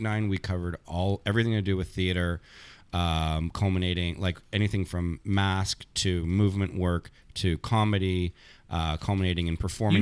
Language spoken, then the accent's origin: English; Thornhill, Ontario, Canada; moved away as an adult; also born or lived in Montreal; when I grew up in Thornhill, I left when I was eighteen